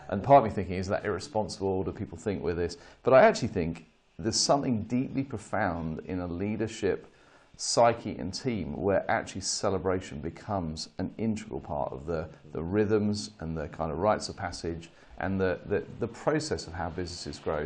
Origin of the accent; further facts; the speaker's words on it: United Kingdom; as a Brit